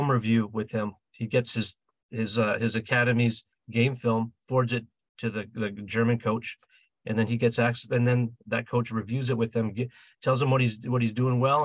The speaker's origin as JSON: {"language": "English", "town": "Vancouver", "region": "British Columbia", "country": "Canada", "said": "we're from Vancouver, Canada."}